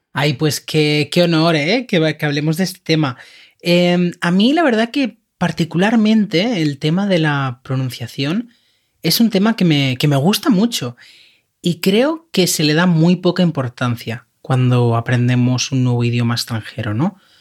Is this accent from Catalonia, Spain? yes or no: yes; Catalonia, Spain; accent: Catalan (final T in dificultad); first language Spanish; esto es algo que decimos en Cataluña que se dice así